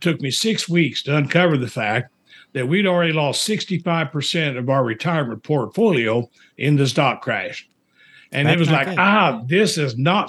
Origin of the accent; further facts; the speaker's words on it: Indiana, United States; moved away as an adult; also born or lived in Springfield, Missouri / Winnipeg, Manitoba, Canada; I'm from Indiana, but I went down to Missouri for college.